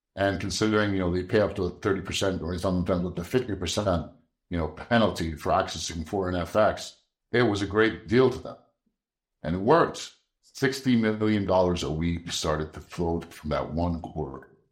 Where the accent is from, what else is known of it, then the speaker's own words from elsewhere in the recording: Egypt; moved away; And I was born in Egypt.